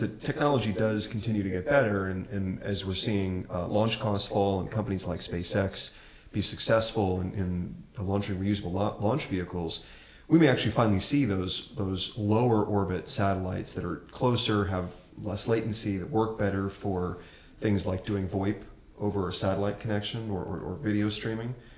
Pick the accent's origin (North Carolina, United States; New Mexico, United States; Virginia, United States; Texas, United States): New Mexico, United States; I'm from New Mexico